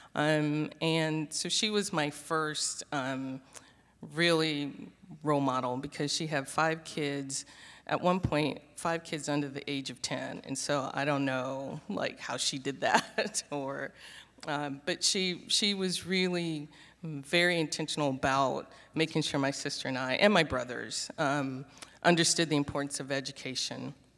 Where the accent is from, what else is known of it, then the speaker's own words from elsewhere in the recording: Charleston, South Carolina, United States; moved away as an adult; also born or lived in Minneapolis, Minnesota / Saint Paul, Minnesota; now in Houston, United States; But I am a Southerner. I grew up in Charleston, South Carolina, and went to school in North Carolina.